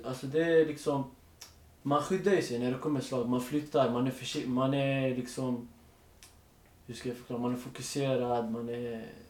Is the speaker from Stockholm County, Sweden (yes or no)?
yes; Stockholm, Stockholm County, Sweden; jag är född och uppväxt i Rinkeby